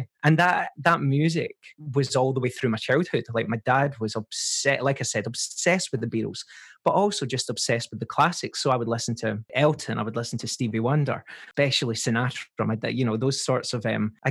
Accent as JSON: {"language": "English", "town": "Paisley", "region": "Scotland", "country": "United Kingdom", "tie": "born or raised there", "accent": "Scottish", "said": "grew up in a modest little flat with my mum, my dad, my sister"}